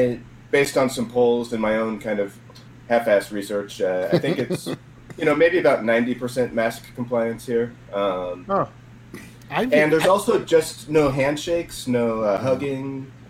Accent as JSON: {"language": "English", "town": "Boulder", "region": "Colorado", "country": "United States", "tie": "born or raised there", "also_born_or_lived": "Littleton, Colorado", "moved": "as an adult", "lives_now": "Japan", "said": "I moved from Boulder to Littleton, when I was 14"}